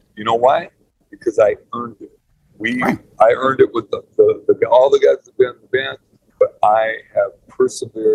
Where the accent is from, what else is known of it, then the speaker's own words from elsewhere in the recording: California, United States; I'm a Californian